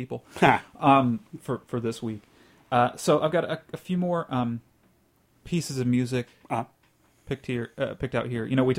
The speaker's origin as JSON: {"language": "English", "region": "the Bible Belt", "country": "United States", "tie": "born or raised there", "moved": "yes", "said": "I grew up in the Bible Belt, and so that's colored my speech, but maybe less so where I live now"}